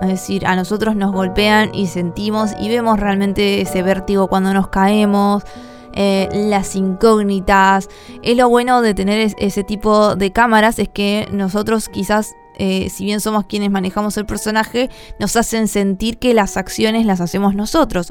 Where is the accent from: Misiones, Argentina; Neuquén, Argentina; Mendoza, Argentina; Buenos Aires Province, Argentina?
Buenos Aires Province, Argentina; La Plata; Soy de Argentina, La Plata.